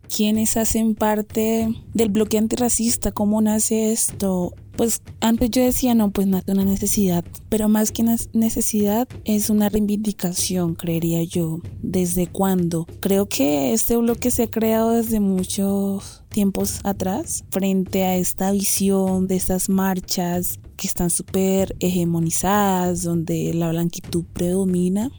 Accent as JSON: {"language": "Spanish", "town": "Nuquí", "region": "Chocó", "country": "Colombia", "moved": "yes", "lives_now": "Bogotá, Colombia", "said": "soy de Nukichuko"}